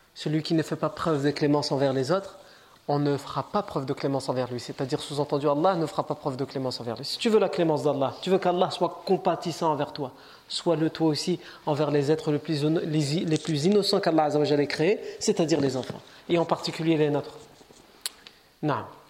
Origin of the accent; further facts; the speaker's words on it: France; on est né ici, on est français, on est chez nous